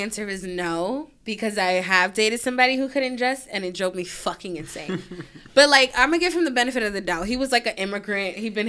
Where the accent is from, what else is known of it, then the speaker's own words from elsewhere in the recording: New York, United States; I feel like we're from New York.